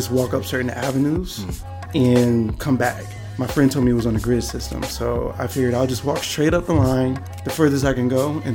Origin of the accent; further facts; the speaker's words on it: Miami, Florida, United States; accent: Southern; moved away as an adult; now in New York, United States; Originally, I'm from Miami, and I miss home, but I love New York.